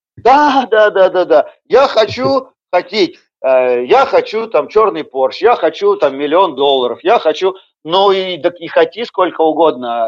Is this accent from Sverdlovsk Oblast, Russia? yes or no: yes; Yekaterinburg, Sverdlovsk Oblast, Russia; Я родился и вырос э, в Екатеринбурге, и постоянное место жительства э, Екатеринбург